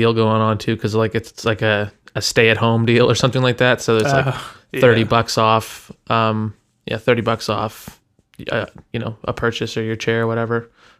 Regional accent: Toronto, Ontario, Canada; like I was from Toronto.

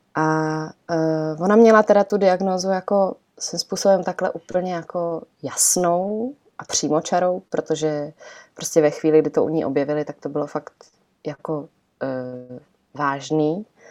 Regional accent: Czechia; also born or lived in Italy; my jsme, eh, původem, nebo prostě celá rodina jsme z Itálie, ale vyrostli jsme tady v Čechách

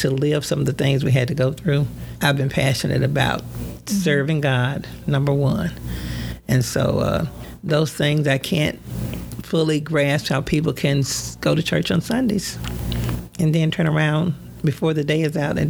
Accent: Pinnacle Mountain area, Arkansas, United States; we came from the Pinnacle Mountain area. That's where I was born and raised.

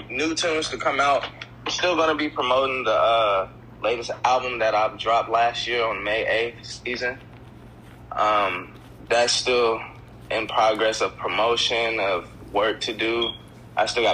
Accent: Evansville, Indiana, United States; I'm from Evansville, Indiana

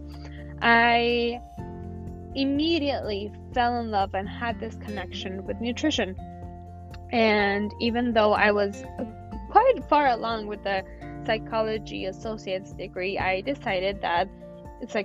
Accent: San Diego, California, United States; also born or lived in Mexico; I was the only one that at age 5 had to move back here to California. And yeah, so I am basically a native San Diegan

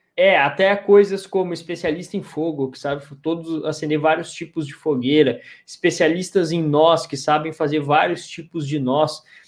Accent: Rio Grande do Sul, Brazil; eu sou do Rio Grande do Sul

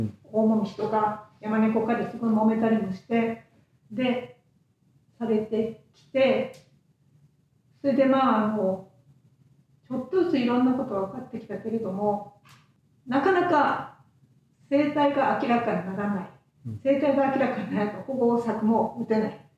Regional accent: Fukuoka, Japan; moved away as an adult; also born or lived in Okinawa; now in Kitakyushu, Japan; 福岡です福岡市内です

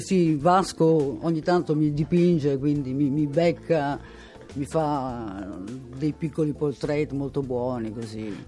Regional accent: Venice, Veneto, Italy; sono nato a Venezia

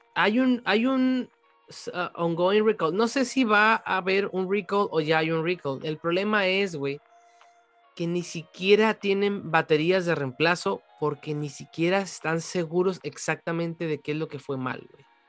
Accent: Mexico; soy de México

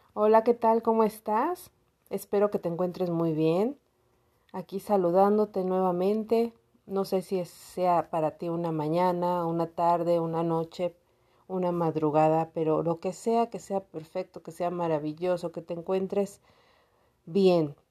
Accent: Cuautitlán, State of Mexico, Mexico; Soy del Estado de México.

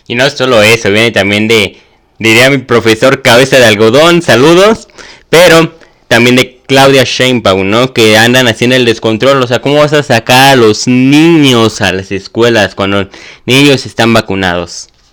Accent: Mexico; somos mexicanos

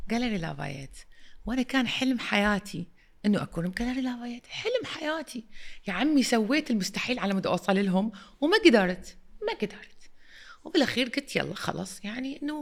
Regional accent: Iraq; also born or lived in London, United Kingdom; وانا المديره الجديده وانا اجيت من لندن اوكي واني عراقيه

